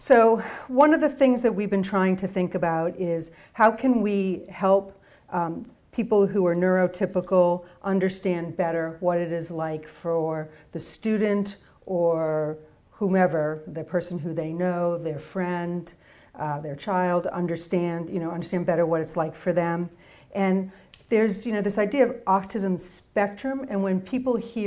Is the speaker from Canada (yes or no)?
no; Boston, Massachusetts, United States; I'm from Boston